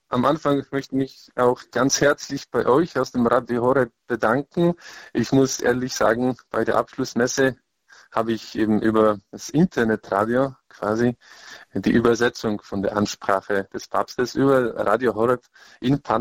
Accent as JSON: {"language": "German", "region": "Lesser Poland", "country": "Poland", "said": "in Krakau. Es war für mich ganz wichtig, in meiner Heimat und auch in der Stadt, wo ich meine theologische Ausbildung gemacht habe."}